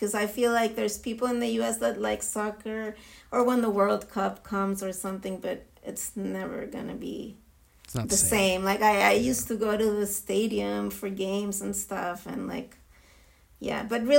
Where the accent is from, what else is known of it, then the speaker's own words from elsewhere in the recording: Israel; English is a second language; being Jewish and being born and raised in Israel is a different experience.